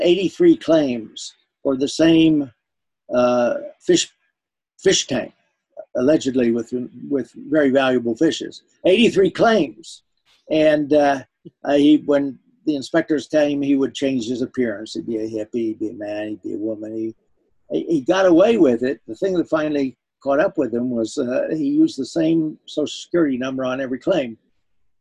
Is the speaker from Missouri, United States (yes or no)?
no; West Virginia, United States; now in Portola Valley, United States; being brought up in Appalachia, because the whole state has been sort of mined to death